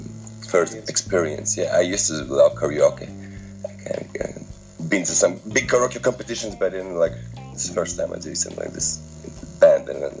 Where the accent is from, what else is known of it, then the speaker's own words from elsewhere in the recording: Latvia; first language Latvian; English is a second language; in Latvian it's more easy because like it's my first language, but I prefer English.